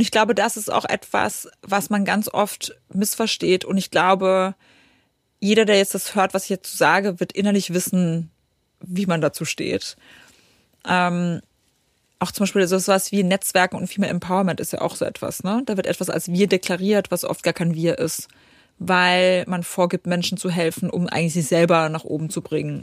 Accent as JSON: {"language": "German", "country": "Poland", "moved": "yes", "lives_now": "Germany", "said": "ich komme aus Polen, also Ostblock."}